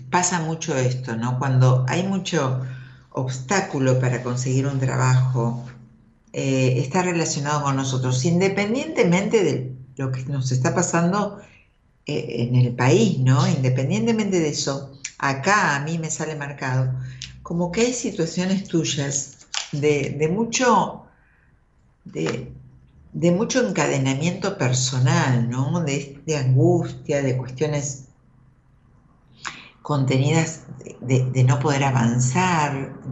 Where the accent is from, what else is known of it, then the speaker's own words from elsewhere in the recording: Tucumán, Argentina; De Tucumán.